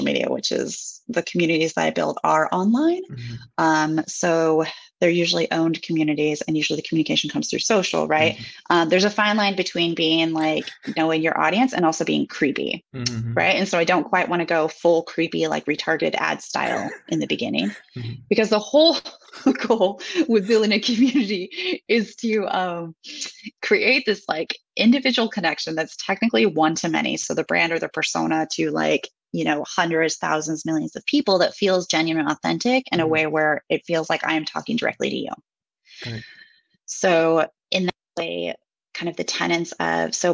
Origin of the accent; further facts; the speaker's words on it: Seattle, Washington, United States; moved away as an adult; also born or lived in Japan; now in Switzerland; American. I spent 30 years of my life living in the Seattle area, Pacific Northwest of the US. And then almost 5 years ago, I moved abroad for the first time